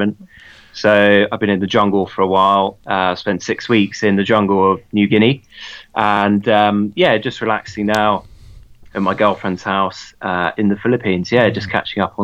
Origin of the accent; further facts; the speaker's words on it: Bury St Edmunds, East of England, United Kingdom; Well, I grew up in Suffolk. I was born in Bury St. Edmunds in Suffolk in 1989.